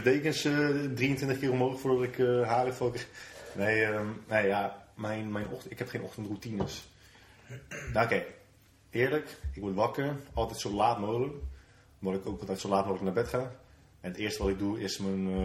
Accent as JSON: {"language": "Dutch", "country": "Netherlands", "said": "wij als Nederlanders, als nuchter Nederlanders"}